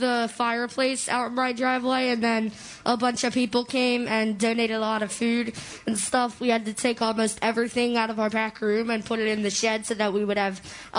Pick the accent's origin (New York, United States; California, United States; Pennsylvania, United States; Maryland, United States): Pennsylvania, United States; Swarthmore; I'm from Swarthmore, Pennsylvania.